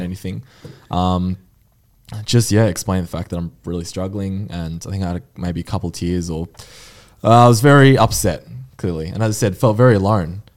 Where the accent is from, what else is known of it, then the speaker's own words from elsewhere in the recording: Mornington Peninsula, Victoria, Australia; I'm from Mornington Peninsula.